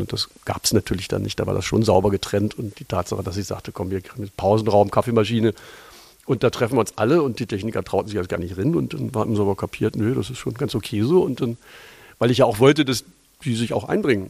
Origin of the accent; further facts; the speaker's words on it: Lower Saxony, Germany; moved away as an adult; now in Berlin, Germany; tatsächlich bin ich ein Niedersachse